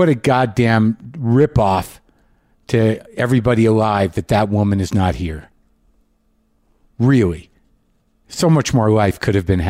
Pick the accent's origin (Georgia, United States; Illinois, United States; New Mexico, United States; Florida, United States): New Mexico, United States; now in California, United States; I grew up in New Mexico